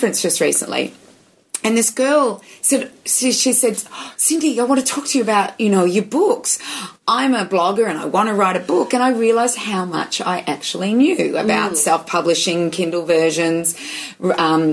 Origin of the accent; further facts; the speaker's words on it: United States; now in Australia; I'm an American citizen